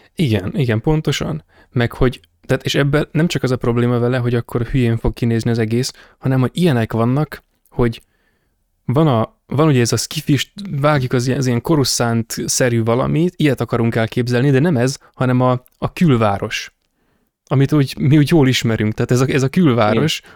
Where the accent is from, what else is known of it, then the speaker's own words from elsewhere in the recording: Hungary; magyar vagyok